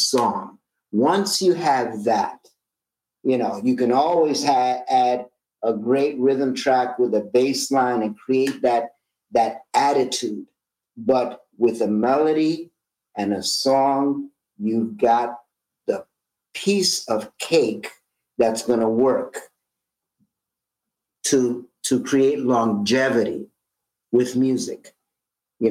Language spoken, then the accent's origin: English; New York City, New York, United States; when I was a teenager growing up in East Harlem in Manhattan